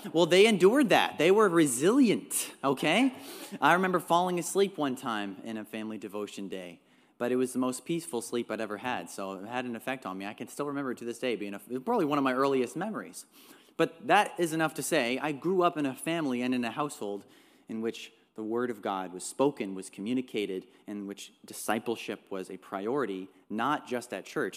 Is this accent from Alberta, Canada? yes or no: no; Trout Creek, Ontario, Canada; also born or lived in North Bay, Ontario; I was born in North Bay, lived in a small town called Trout Creek